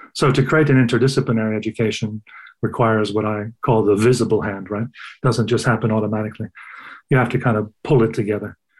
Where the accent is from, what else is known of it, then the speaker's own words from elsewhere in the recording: United States; moved away as an adult; also born or lived in Sweden; I grew up in the United States